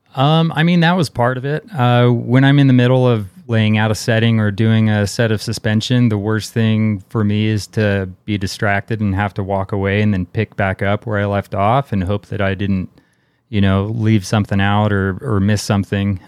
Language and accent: English; Bay Area, California, United States; I grew up in the Bay Area in California